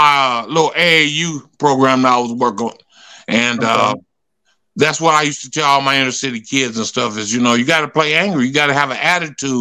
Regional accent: Wichita, Kansas, United States; I went to Wichita State, and it was my hometown too

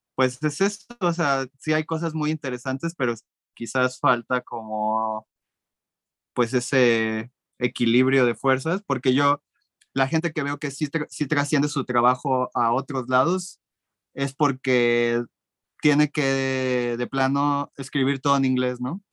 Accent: Mexico; yo como mexicano

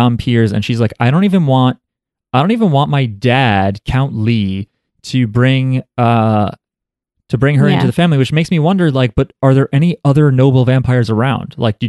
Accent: Philippines; I'm Filipino.

